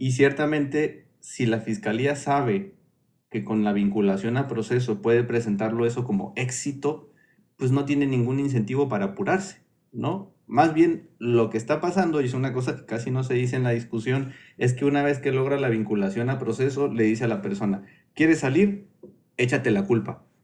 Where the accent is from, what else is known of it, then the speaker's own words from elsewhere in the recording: Oaxaca, Mexico; Soy oaxaqueño